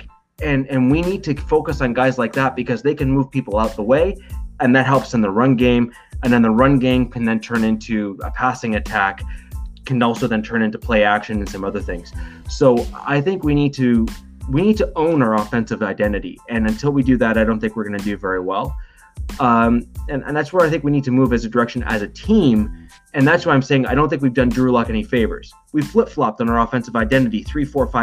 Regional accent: Canada; as a Canadian

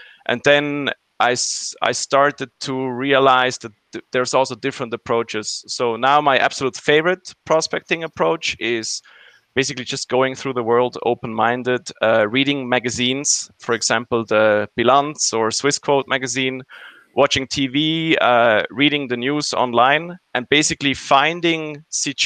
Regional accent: Zurich, Switzerland; I migrated back to my hometown Zurich

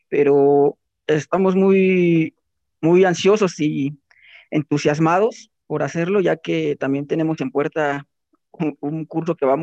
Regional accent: Oaxaca, Mexico; moved away as an adult; now in Tlaxcala, Mexico; somos este originarios de Oaxaca y estudiamos ah, la, licenciatura y pero actualmente pues el trabajo nos, nos trajo hasta acá Tlaxcala y aquí estamos.

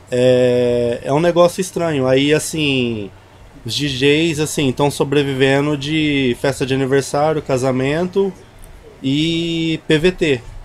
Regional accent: Barretos, São Paulo, Brazil; eu sou, sou de Barreto, sou chimpa

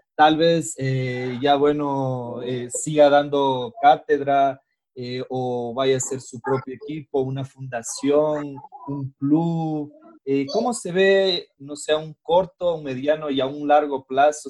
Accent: Ecuador; eso es lo que nos falta, creo que a los ecuatorianos

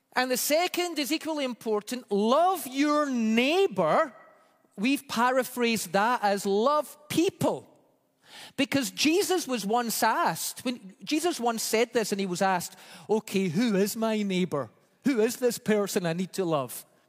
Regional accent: Scotland, United Kingdom; moved away; growing up in Scotland

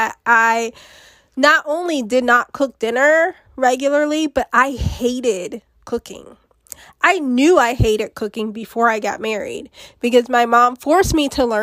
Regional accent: United States; I'm from America

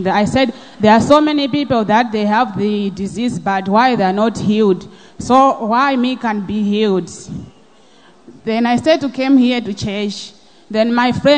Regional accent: Malawi; moved away; I'm originally from Malawi

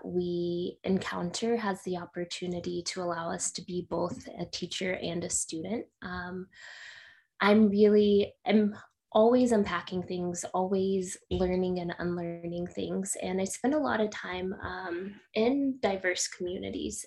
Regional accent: Midland, Texas, United States; also born or lived in Miami; now in San Diego, United States; I am originally from Texas. I grew up in a small town, smallish town called Midland. So if you know Friday Night Lights, that's my hometown.

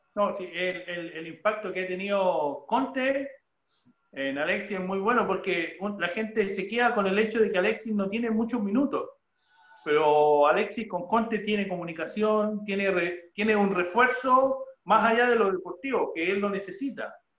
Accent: Chile

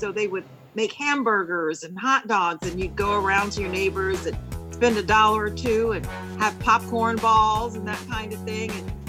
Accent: Shreveport, Louisiana, United States; He was from Cedar Grove, and that's the same area I'm from.

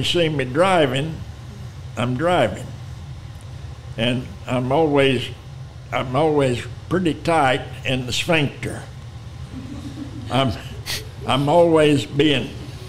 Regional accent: Lubbock, Texas, United States; also born or lived in Lamesa, Texas / Austin, Texas; I was born in La Mesa, Texas, raised in Lubbock and Austin

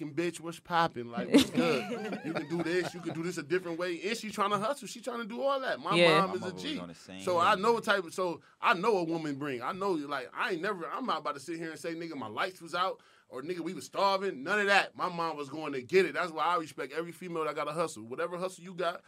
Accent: New York, United States; also born or lived in Rochester; now in Atlanta, United States; I'm from New York

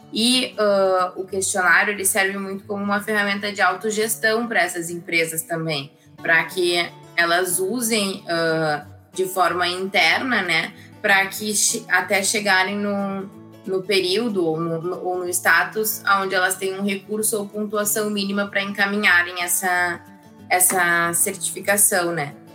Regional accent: Porto Alegre, Rio Grande do Sul, Brazil; sou aqui de, de Porto Alegre

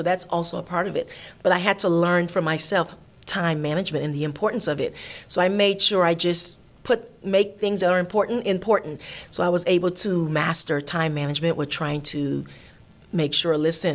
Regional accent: Miami, Florida, United States; moved away as an adult; I'm from Miami

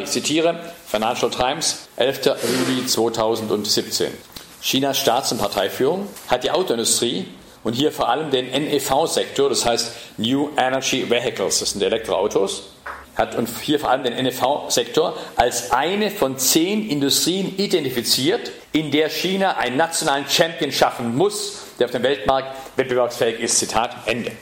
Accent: Ravensburg, Baden-Württemberg, Germany; in die Stadt gehe, wo ich geboren bin, wo ich aufgewachsen bin

